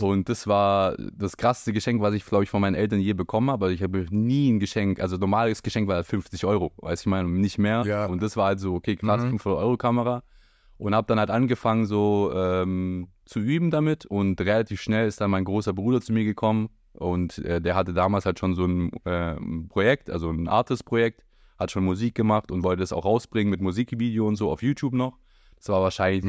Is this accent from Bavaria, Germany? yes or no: no; Hechingen, Baden-Württemberg, Germany; moved away as an adult; now in Berlin, Germany; ich komme ursprünglich ähm, auch aus Heching, also bei Heching und wohne jetzt seit eineinhalb Jahren in Berlin